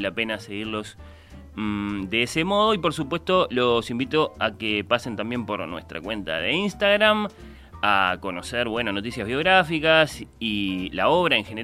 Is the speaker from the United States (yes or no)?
no; Argentina; also born or lived in Uruguay; argentino parcialmente radicado en Uruguay.